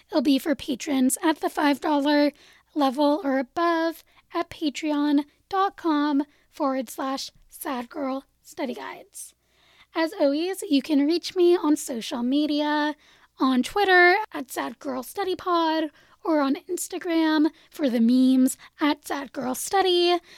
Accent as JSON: {"language": "English", "region": "California", "country": "United States", "said": "as a Californian, I like that."}